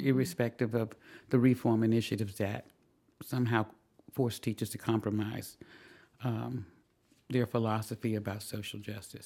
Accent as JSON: {"language": "English", "region": "the South", "country": "United States", "tie": "born or raised there", "also_born_or_lived": "Washington, D.C.", "moved": "yes", "said": "growing up in the South in a segregated school system"}